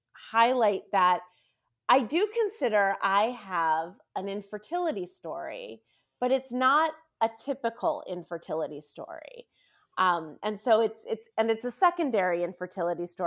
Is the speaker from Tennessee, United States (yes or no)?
no; Washington, District of Columbia, United States; also born or lived in Maryland; I am a sixth generation Washingtonian